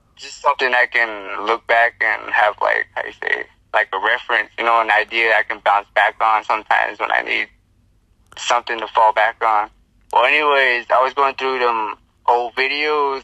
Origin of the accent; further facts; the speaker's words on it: Navajo Nation, United States; I'm I'm from like the Navajo Nation. I'm I'm Native American. So I'm from the Reds, you know. Oh, so Navajo Nation's where I come from here.